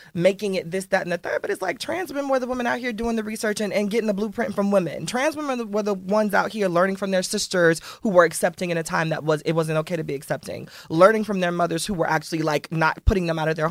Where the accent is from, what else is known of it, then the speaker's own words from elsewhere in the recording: Miami, Florida, United States; I'm from Miami